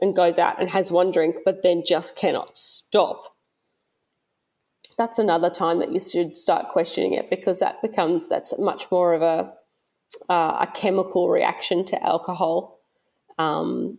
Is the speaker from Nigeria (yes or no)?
no; Australia; also born or lived in Melbourne / Gold Coast